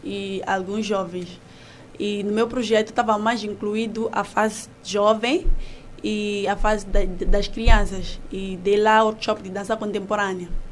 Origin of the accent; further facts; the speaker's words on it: Mozambique; sou moçambicana e faço artes cênicas